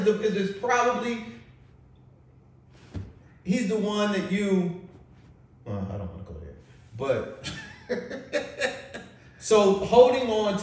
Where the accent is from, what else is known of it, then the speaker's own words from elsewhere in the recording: Kansas City, United States; moved away; I'm from Kansas City.